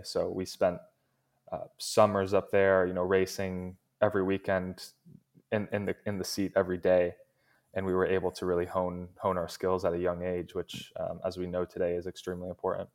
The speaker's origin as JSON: {"language": "English", "country": "United States", "tie": "born or raised there", "said": "I was born in the States"}